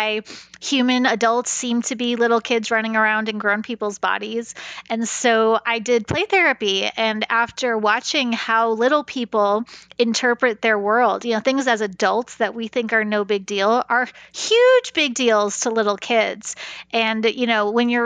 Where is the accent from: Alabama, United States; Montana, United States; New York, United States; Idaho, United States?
New York, United States; now in Kansas, United States; I'm from New York originally